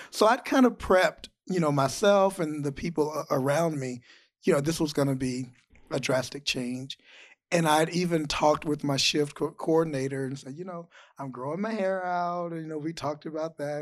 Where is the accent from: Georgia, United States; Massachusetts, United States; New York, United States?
Georgia, United States; I grew up in Georgia.